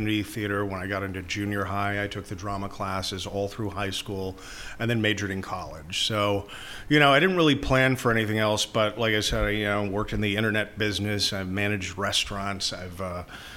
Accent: Houston, Texas, United States; also born or lived in Los Angeles, California; Born and raised in Houston

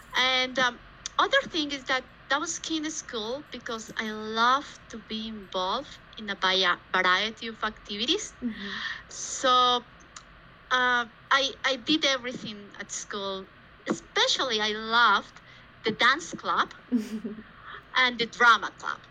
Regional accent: Bogotá, Colombia; I was born actually in Bogota, mm-hmm. Colombia, South America, and I have spent all my childhood and actually university times here.

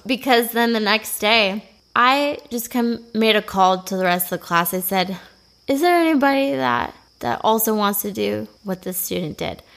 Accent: Bemidji, Minnesota, United States; I am from Bemidji, Minnesota. It's a great place in northern Minnesota

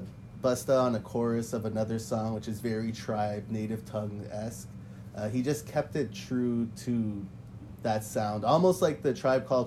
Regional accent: Montreal, Quebec, Canada; I'm from Montreal

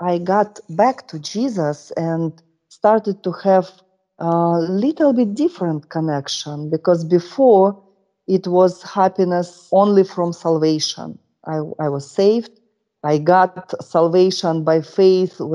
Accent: Russia; born or raised there; English is a second language

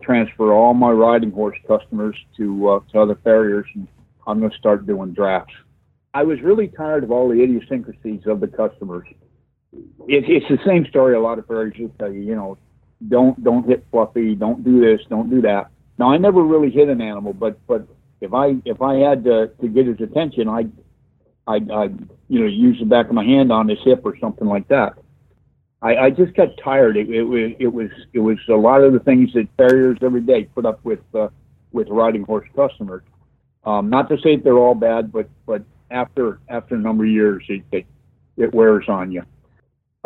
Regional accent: Connecticut, United States; moved away as an adult; also born or lived in Vermont; I grew up in Connecticut

